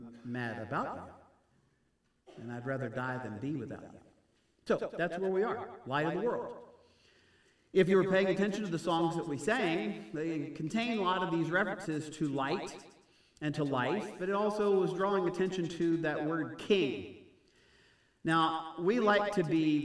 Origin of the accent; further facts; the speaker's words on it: Houston, Texas, United States; grew up in Houston in that area